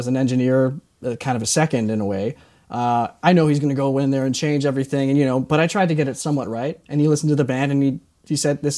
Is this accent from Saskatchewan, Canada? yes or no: yes; Saskatoon, Saskatchewan, Canada; moved away as an adult; also born or lived in Toronto; now in Los Angeles, United States; I'm from Saskatoon, Saskatchewan, which is kind of the middle of nowhere